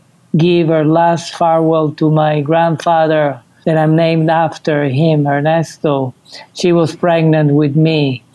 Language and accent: English; Sicily, Italy; the fact that both Sicily and Cuba were dominated by the Sp